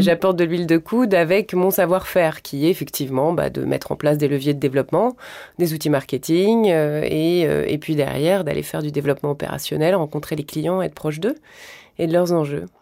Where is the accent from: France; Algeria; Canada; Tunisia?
France; Carry-le-Rouet, Provence-Alpes-Côte d'Azur; also born or lived in Marseille; c'est surtout l'endroit où j'ai grandi. En fait, mes grands-parents y vivaient